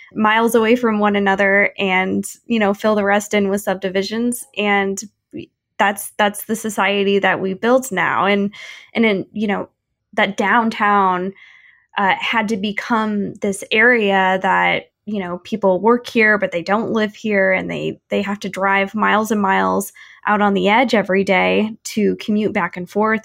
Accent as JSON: {"language": "English", "town": "St. Louis", "region": "Missouri", "country": "United States", "tie": "born or raised there", "said": "my hometown in Saint Louis"}